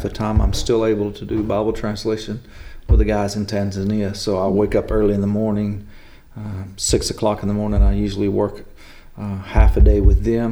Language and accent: English; Mesquite, Texas, United States; now in Mount Vernon, United States; we grew up in Mesquite, Texas